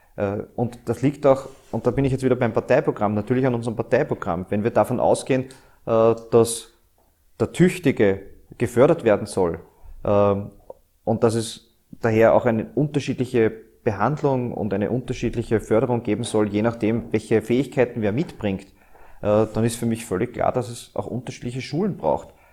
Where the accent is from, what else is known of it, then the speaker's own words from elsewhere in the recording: Austria; dieses Österreich, diese Heimat, die wir haben